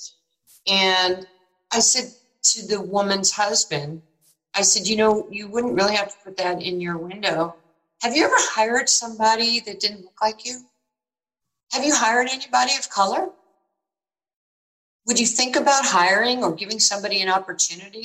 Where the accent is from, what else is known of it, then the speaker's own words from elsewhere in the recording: New York, United States; moved away as an adult; When I was growing up in New York, you know, going up to Rucker Park